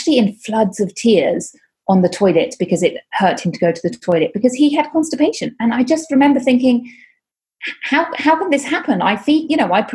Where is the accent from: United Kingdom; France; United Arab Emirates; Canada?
United Kingdom; moved away as an adult; now in Catalonia, Spain; I am from the UK, as you may hear from my accent